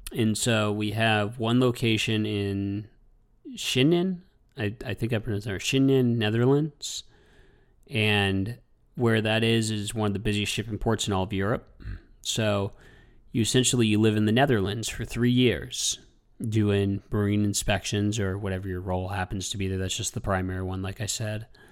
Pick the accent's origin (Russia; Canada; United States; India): United States; Bangor, Maine; I'm from Bangor, Maine